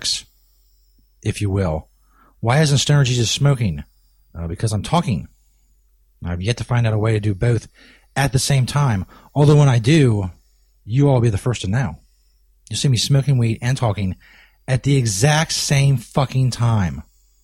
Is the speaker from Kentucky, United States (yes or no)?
yes; Kentucky, United States; I broadcast in Northern Kentucky. Somebody asked if I'm from Kentucky. Yes